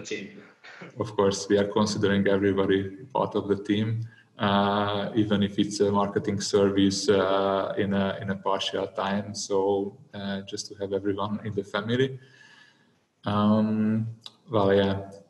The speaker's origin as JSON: {"language": "English", "country": "Hungary", "said": "I'm from I'm from Hungary."}